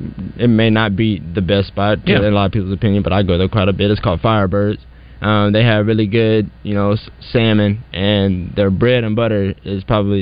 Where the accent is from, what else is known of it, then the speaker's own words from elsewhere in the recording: Fort Smith, Arkansas, United States; I'm from Fort Smith, Arkansas, which is 45 minutes from my college town.